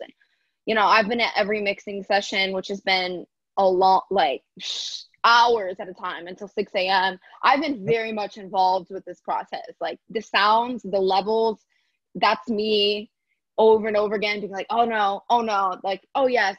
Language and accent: English; Michigan, United States; moved away; growing up in Michigan